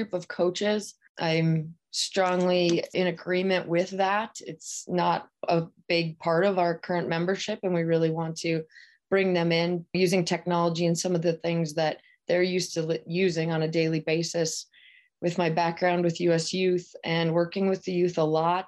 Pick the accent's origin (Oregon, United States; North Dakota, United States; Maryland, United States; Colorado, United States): North Dakota, United States; moved away as an adult; also born or lived in Nebraska / Minnesota / Nevada; now in Delaware, United States; I grew up in North Dakota on a farm